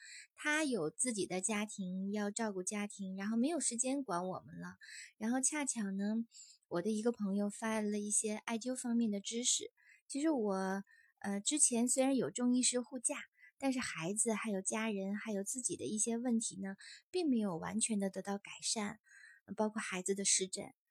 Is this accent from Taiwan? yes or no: no; northern China, China; 其实我是，呃，北方女孩，但是很小小的时候，大家都说我是南方人。